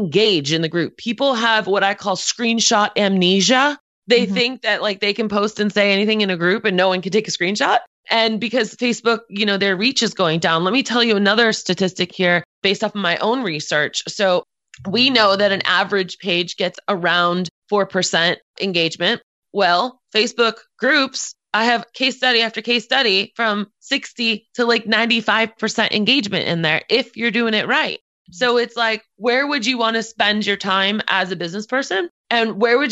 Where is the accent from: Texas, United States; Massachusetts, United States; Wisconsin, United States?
Massachusetts, United States; Boston; moved away; I'm originally from Boston